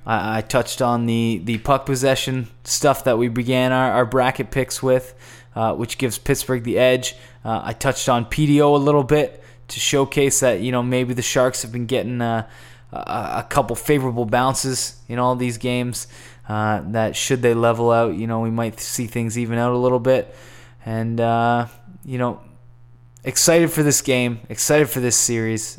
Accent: Canada; as a Canadian and a Canadian enthusiast

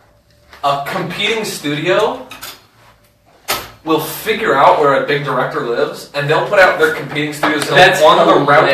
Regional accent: Cleveland, Ohio, United States; moved away as an adult; I'm from Ohio, northeast Ohio.

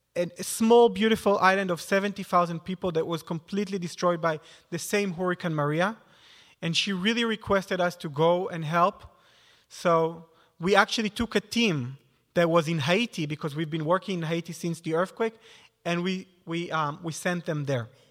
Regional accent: near Tzfat, Northern District, Israel; moved away; I grew up in Israel in a small

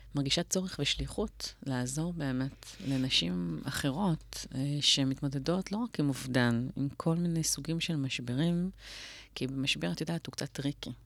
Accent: Tel Aviv, Tel Aviv District, Israel; גדלתי בצפון תל אביב

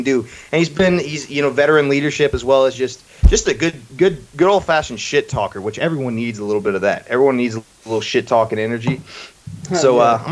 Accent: Cumming, Georgia, United States; also born or lived in Mayfield, Kentucky; I grew up in Georgia in the greater Atlanta area in a town called Cumming.

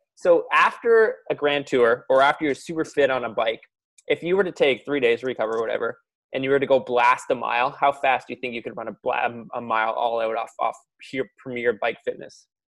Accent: Ontario, Canada; I was also from Ontario

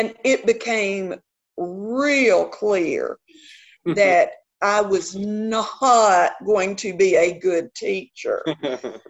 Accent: Memphis, Tennessee, United States; accent: Southern; also born or lived in Alabama / Georgia / South Carolina / Atlanta, Georgia; I grew up in the Fox Meadows area

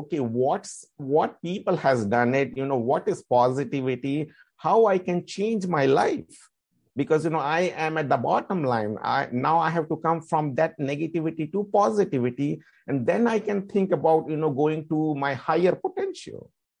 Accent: India; Because as I am from India and, you know, the meditation has been started in Indian culture.

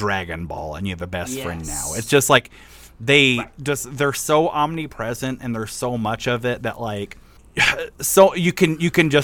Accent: Midwest, United States; growing up in the Midwest

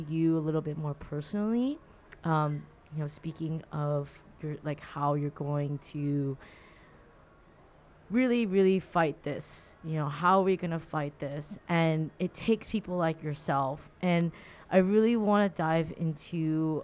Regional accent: Orange County, California, United States; I'm from Orange County.

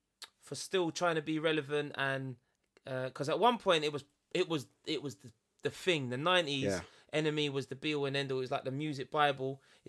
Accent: London, United Kingdom; I'm a Londoner.

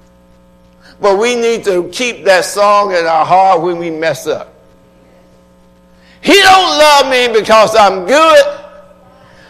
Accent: Atlanta, Georgia, United States; I was raised in Atlanta

